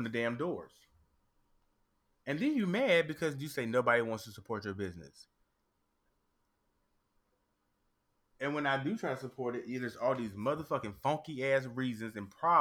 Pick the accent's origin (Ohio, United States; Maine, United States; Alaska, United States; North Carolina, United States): North Carolina, United States; now in Australia; because of where I grew up. I'm from North Carolina